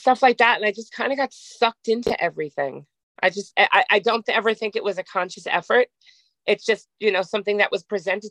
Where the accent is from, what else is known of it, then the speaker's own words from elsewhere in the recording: New York City, New York, United States; also born or lived in Jersey City, New Jersey; I was born in Jersey City, but I grew up in New York